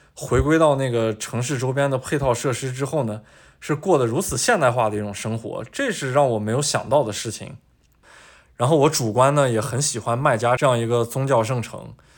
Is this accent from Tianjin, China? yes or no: no; Taiyuan, Shanxi, China; moved away; also born or lived in Beijing; 我的老家是山西太原